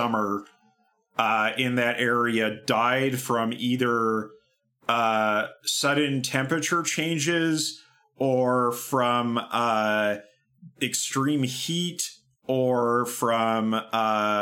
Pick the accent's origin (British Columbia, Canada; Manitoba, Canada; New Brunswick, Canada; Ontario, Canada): British Columbia, Canada; Kamloops; moved away; The river, the Thompson River that runs through Kamloops, my hometown